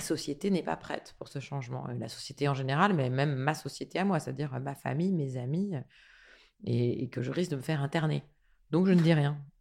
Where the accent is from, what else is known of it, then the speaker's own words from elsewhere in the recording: France; je suis née en France